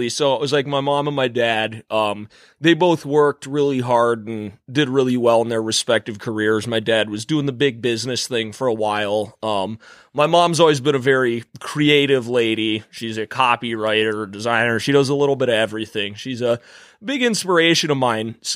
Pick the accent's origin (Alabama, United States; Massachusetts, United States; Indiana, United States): Massachusetts, United States; Boston; also born or lived in North Carolina / Minneapolis; now in New York, United States; So, I'm originally from Boston. I was born in Boston, Massachusetts. Then I lived in North Carolina for a couple years